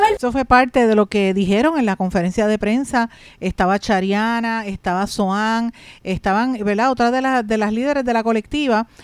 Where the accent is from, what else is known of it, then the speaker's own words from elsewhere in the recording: Puerto Rico; nuestro país